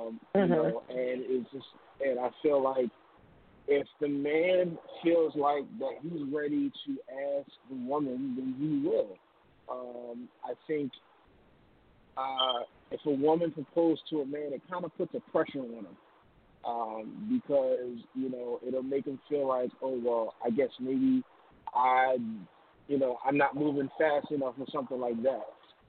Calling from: Philadelphia, Pennsylvania, United States

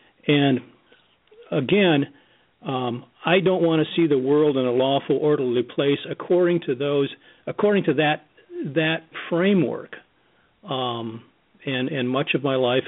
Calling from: Grand Rapids, Michigan, United States; from Grand Rapids, Michigan.

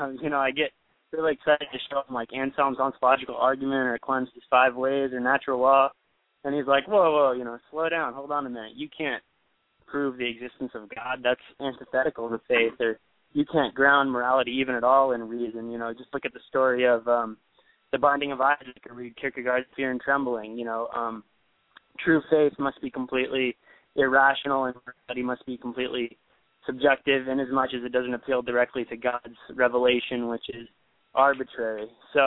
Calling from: Cascade, California, United States; I'm calling from Cascade, California.

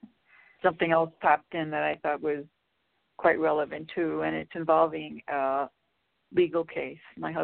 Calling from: Chicago, Illinois, United States

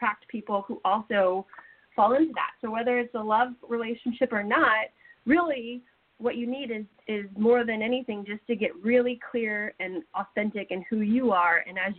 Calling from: California, United States; This is Donna from California.

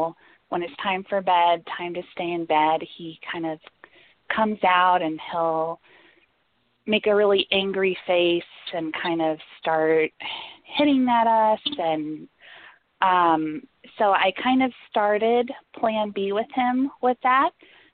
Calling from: Atlanta, Georgia, United States; moved away; I am actually not calling from Atlanta. I'm calling from another state, but I just never changed my phone number when I moved from Atlanta.

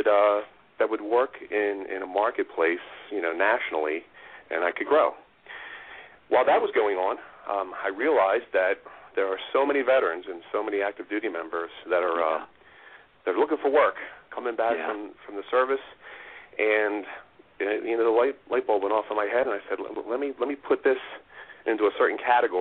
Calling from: Wayne, Pennsylvania, United States; I'm from Wayne, Pennsylvania.

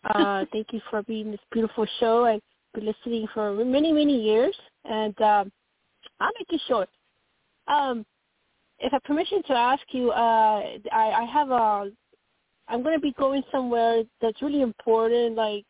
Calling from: Colorado, United States; from Colorado.

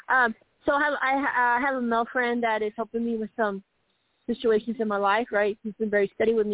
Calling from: Colorado, United States; from Colorado.

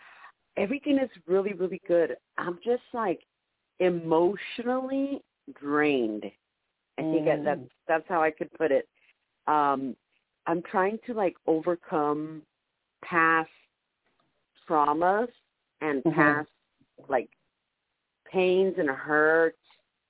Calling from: San Diego, California, United States; from San Diego.

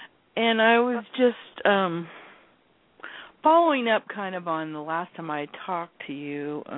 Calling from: Everett, Washington, United States

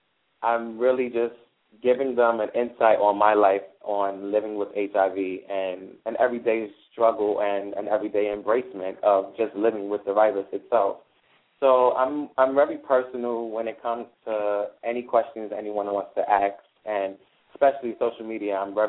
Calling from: Brooklyn, New York, United States; Yeah, I am calling from Brooklyn.

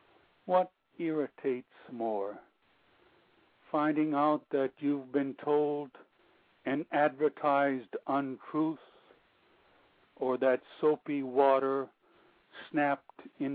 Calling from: Sonoma County, California, United States; I'm calling from the great county of Sonoma in California.

